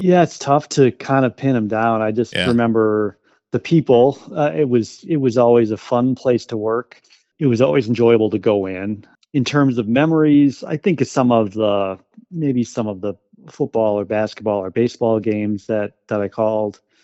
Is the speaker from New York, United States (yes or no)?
no; Wausau, Wisconsin, United States; also born or lived in West Bend, Wisconsin / Door County, Wisconsin; went back to my hometown in Wausau